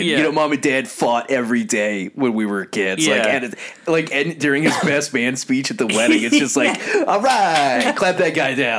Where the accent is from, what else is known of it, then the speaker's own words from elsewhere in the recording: Houston, Texas, United States; growing up in Houston